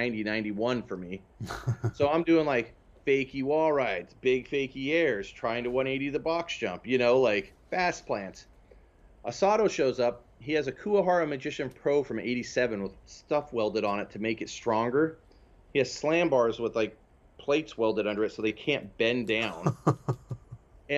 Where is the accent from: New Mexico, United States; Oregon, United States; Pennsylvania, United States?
Oregon, United States; Prineville; now in Portland, United States; I grew up in Prineville, Oregon.